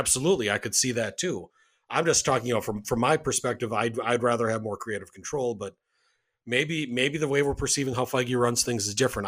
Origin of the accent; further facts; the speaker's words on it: Wisconsin, United States; showed up at the Sears in the mall in my hometown